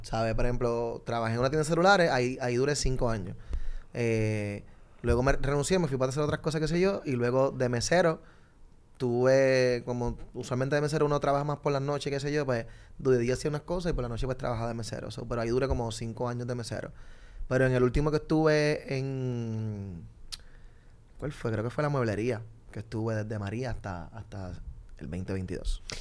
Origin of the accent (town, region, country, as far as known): Puerto Rico